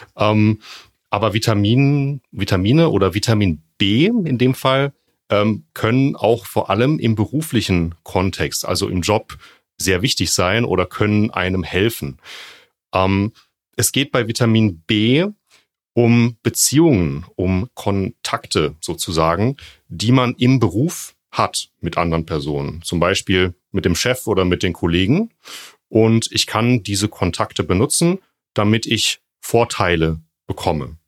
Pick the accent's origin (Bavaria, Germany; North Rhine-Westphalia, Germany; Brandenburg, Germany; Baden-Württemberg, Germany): Baden-Württemberg, Germany; Freiburg; moved away as an adult; also born or lived in Jena; aus Freiburg, da bin ich geboren und in der Gegend dann auch aufgewachsen